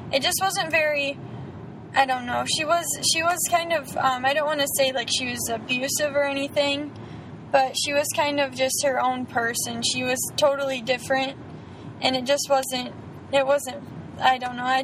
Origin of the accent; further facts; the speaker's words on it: Florida, United States; born there; Um, well, I was born in Florida.